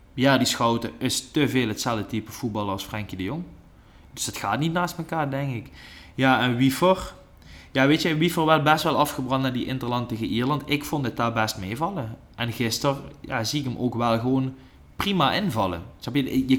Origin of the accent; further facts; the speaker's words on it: Netherlands; ik als Nederlander